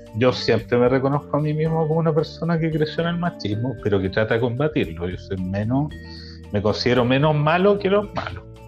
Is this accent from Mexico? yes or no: no; Chile; moved away; como chileno en extranjero tenemos la opción